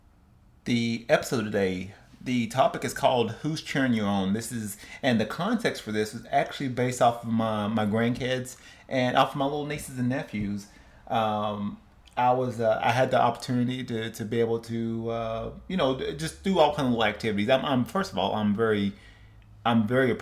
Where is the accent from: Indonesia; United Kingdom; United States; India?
United States; Cleveland, Tennessee; now in West Coast, United States; home to my hometown in Cleveland, Tennessee, seeing friends and family